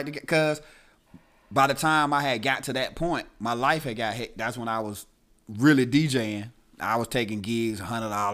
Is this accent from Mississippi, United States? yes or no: yes; Itta Bena, Mississippi, United States; also born or lived in Tuscaloosa, Alabama; I was born in Itabena, Mississippi